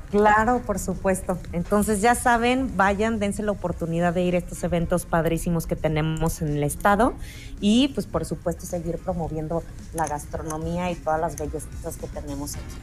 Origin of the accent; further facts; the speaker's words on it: Mexico; como buen mexicano